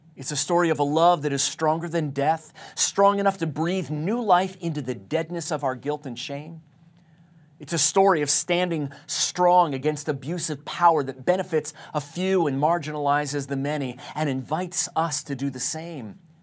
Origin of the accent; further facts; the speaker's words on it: Tucson, Arizona, United States; my hometown of Tucson, Arizona